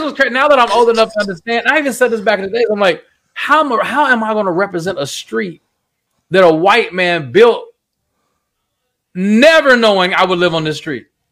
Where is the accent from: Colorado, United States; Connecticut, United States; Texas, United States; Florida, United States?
Texas, United States; Fort Worth; also born or lived in San Jose, California; I'm literally born and raised in Fort Worth, Texas